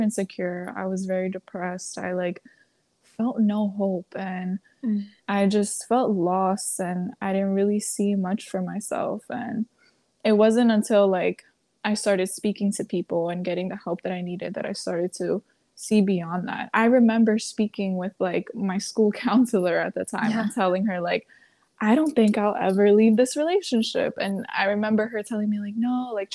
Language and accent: English; New York City, New York, United States; I was born and raised in New York City, but I do come from a family of immigrants